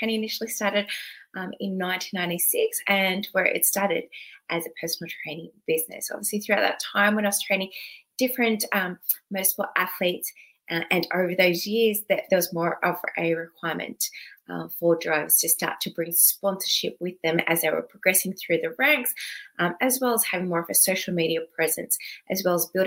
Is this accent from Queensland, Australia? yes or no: no; Sydney, New South Wales, Australia; moved away as an adult; now in Melbourne, Australia; I was originally from Sydney. And recently, when I say recently, in the last 10 years, I've moved down to Melbourne, Victoria.